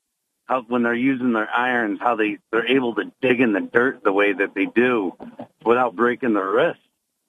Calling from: Endwell, New York, United States; … from Endwell.

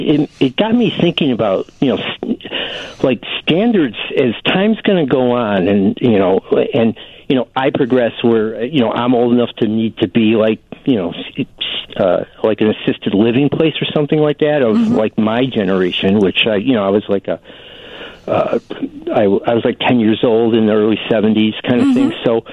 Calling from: Chicago, Illinois, United States; I'm calling from Chicago.

